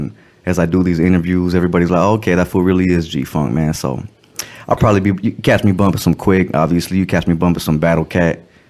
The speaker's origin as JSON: {"language": "English", "town": "West Covina", "region": "California", "country": "United States", "tie": "born or raised there", "also_born_or_lived": "Baldwin Park", "lives_now": "Irwindale, United States", "said": "I was born, raised in San Gabriel Valley, West Covina. Okay. Born in West Covina, Queen of the Valley. Was living in Baldwin Park for a little bit."}